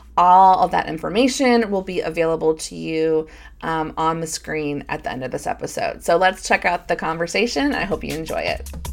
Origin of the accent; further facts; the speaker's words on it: Michigan, United States; we're both from from Michigan